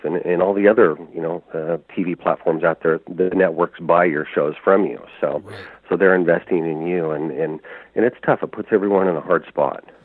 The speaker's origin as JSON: {"language": "English", "region": "Oregon", "country": "United States", "tie": "born or raised there", "also_born_or_lived": "Arctic Alaska", "moved": "as an adult", "said": "I grew up trapping here in Oregon."}